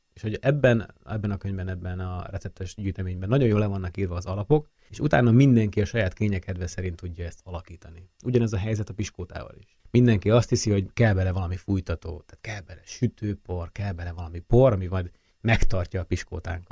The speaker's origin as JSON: {"language": "Hungarian", "country": "Hungary", "also_born_or_lived": "France"}